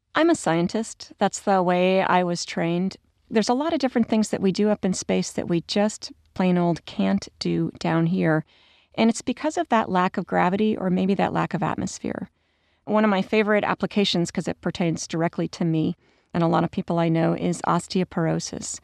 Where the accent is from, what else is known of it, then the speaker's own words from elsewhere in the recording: United States; I, as an American